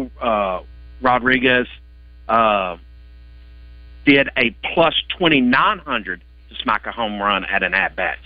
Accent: Tennessee, United States; I'm from Tennessee, went to Tennessee.

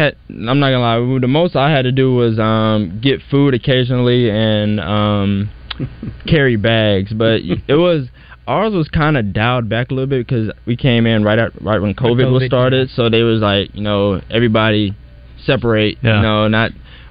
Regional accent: Fort Smith, Arkansas, United States; I'm from Fort Smith, Arkansas, which is 45 minutes from my college town.

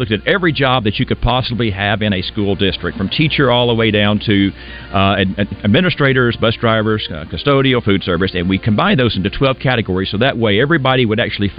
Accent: Monticello, Arkansas, United States; I was born in Monticello down in South Arkansas. I graduated from Monticello High School back in 1987

